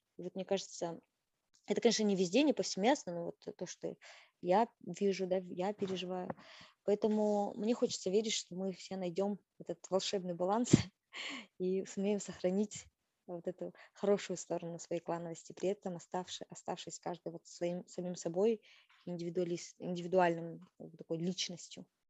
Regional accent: Kazakhstan; moved away as an adult; я казашка, я навсегда буду казашкой традиционной, той самой девочкой из деревни, той самой, да, казашкой, которая выросла вот именно в такой казахской семье

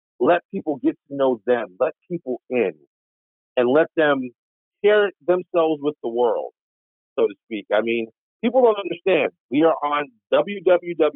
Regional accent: upstate New York, United States; also born or lived in Washington State; being a New Yorker, upstate New Yorker

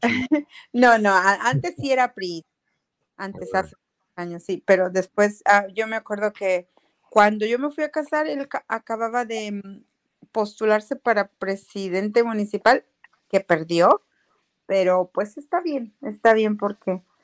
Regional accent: Xichú, Guanajuato, Mexico; also born or lived in San Rafael, California; now in San Pablo, United States

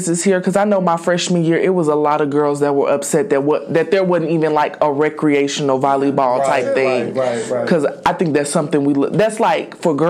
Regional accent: Indianapolis, Indiana, United States; moved away; We'll be going to my hometown, Indianapolis

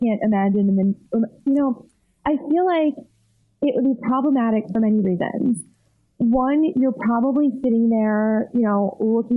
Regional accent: New York, United States; I'm from New York

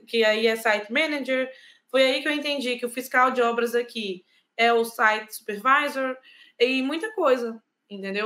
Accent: Brazil; moved away as an adult; also born or lived in Ireland / Lisbon, Portugal; now in Portugal; como brasileiro

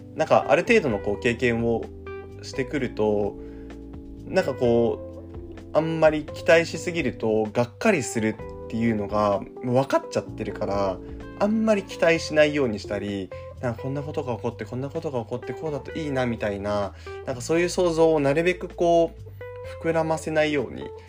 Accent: Shizuoka, Japan; 僕あの静岡出身なんですけど

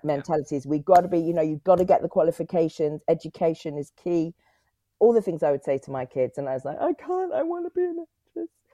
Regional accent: Cotswolds, South West England, United Kingdom; also born or lived in Clifton, Bristol / Whitchurch, Bristol / Leeds; I grew up in the Cotswold

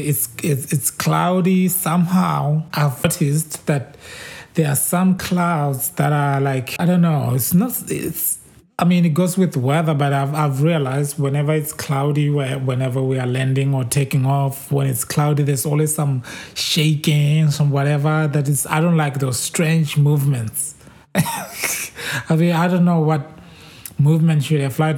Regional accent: Botswana; moved away as an adult; now in United States; I'm from Botswana and now I live in the US

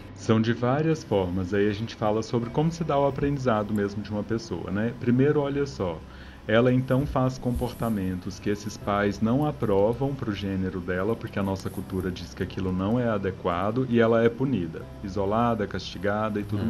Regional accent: Minas Gerais, Brazil; Como bom mineiro que eu sou

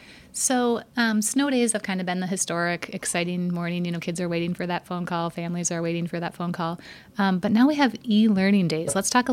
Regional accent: Stillwater, Minnesota, United States; I grew up here in Stillwater

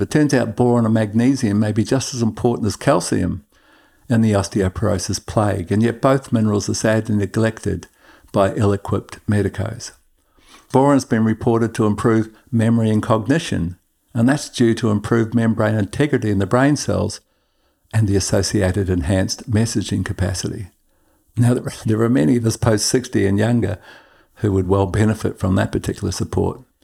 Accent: Queensland, Australia; In my home state of Queensland

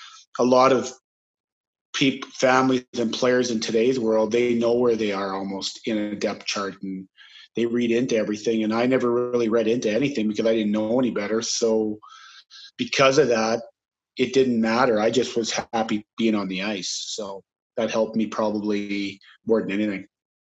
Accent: St. Louis, Saskatchewan, Canada; Started, there's not much to do in St. Louis, Saskatchewan, actually. It's a town of 500.

